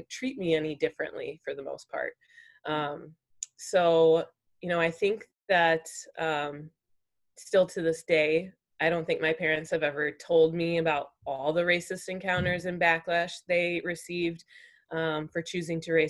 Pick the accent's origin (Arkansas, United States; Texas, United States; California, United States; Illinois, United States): Illinois, United States; St. Charles; I've grown up in St. Charles all my life